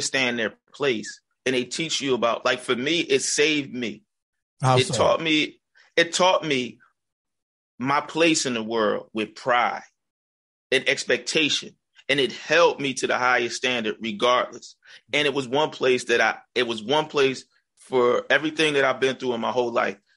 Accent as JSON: {"language": "English", "town": "Harrisburg", "region": "Pennsylvania", "country": "United States", "said": "I'm from Harrisburg, Pennsylvania"}